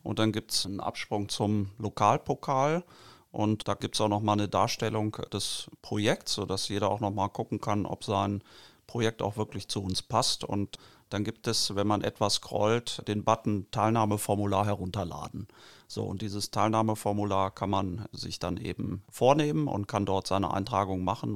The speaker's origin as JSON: {"language": "German", "town": "Barsinghausen", "region": "Lower Saxony", "country": "Germany", "tie": "born or raised there", "said": "Ich bin in Basinghausen aufgewachsen und wohne da auch jetzt"}